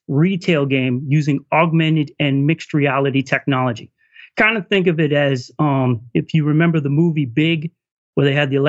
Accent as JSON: {"language": "English", "region": "California", "country": "United States", "lives_now": "Duluth, United States", "said": "I'm transplant from California."}